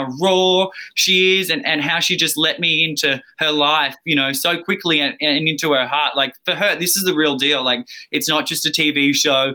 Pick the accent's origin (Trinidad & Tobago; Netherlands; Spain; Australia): Australia; accent: Australian; now in Los Angeles, United States; I'm Australian, yeah. I'm an Aussie down under